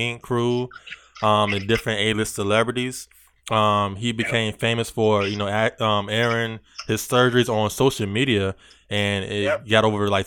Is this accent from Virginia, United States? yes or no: yes; Virginia, United States; I'm from Virginia